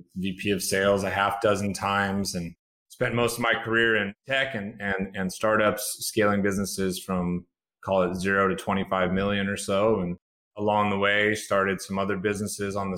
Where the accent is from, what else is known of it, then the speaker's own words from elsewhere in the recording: Chico, California, United States; I spent time in my hometown hospital, Chico, California.